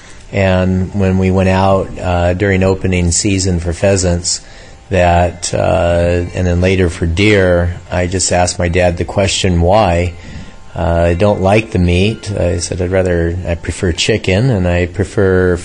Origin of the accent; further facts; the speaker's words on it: Southern California, United States; Grew up in California, born, raised here in Southern California, on the beach, surfing